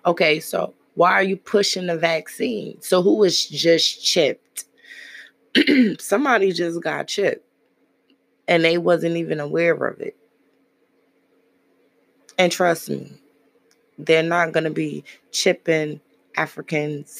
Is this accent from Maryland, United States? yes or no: no; New York City, New York, United States; As I grew up in Brooklyn